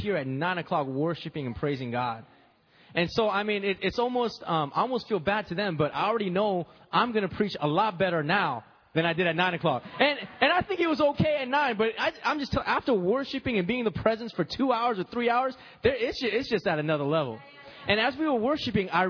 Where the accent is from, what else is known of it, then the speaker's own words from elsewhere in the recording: United States; I'm Korean American